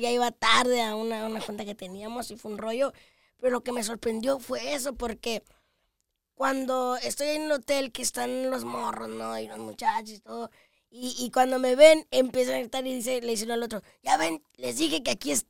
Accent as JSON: {"language": "Spanish", "town": "Tabasco", "region": "Zacatecas", "country": "Mexico", "said": "pueblo de Zacatecas, Tabasco, Zacatecas, aunque estoy ahorita en Zacatecas capital porque estoy estudiando."}